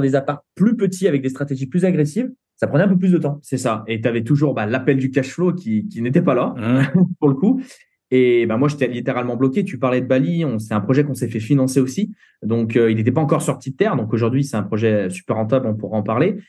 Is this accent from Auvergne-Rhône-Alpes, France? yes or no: yes; Saint-Étienne, Auvergne-Rhône-Alpes, France; on vient de Saint-Étienne